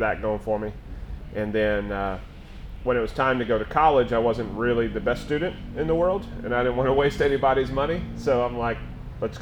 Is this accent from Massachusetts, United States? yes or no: no; Philadelphia, Pennsylvania, United States; moved away; I'm from the Philadelphia area originally. Grew up working in kitchens, had my first kitchen job when I was 14